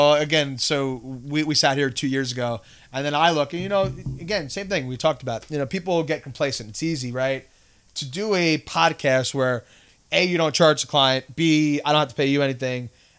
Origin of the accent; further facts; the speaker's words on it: Canada; I'm a Canadian, or, you know, I've traveled there.